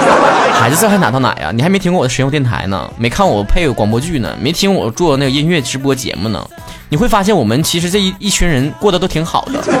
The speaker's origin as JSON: {"language": "Chinese", "region": "northern China", "country": "China", "said": "作为一个北方人"}